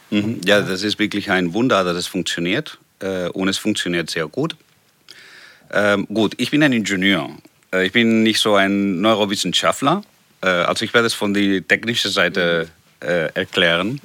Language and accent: German; Barcelona, Catalonia, Spain; German is a second language; moved away as an adult; also born or lived in Hannover; nach Barcelona, nach meiner Heimat